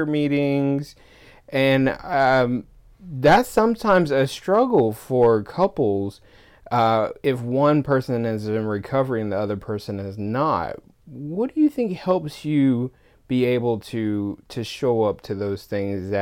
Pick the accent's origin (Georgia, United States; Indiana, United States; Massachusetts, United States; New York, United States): Georgia, United States; now in Seattle, United States; when I go back to Georgia